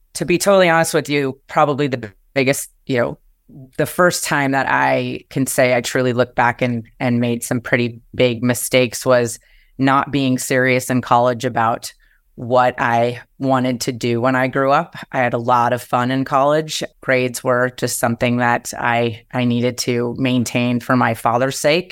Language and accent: English; New Jersey, United States; moved away as an adult; now in Seattle, United States; growing up in New Jersey and c, cr, right outside of New York City